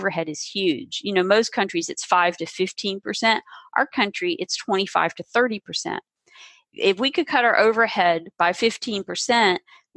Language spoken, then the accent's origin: English; the South, United States; I grew up in the South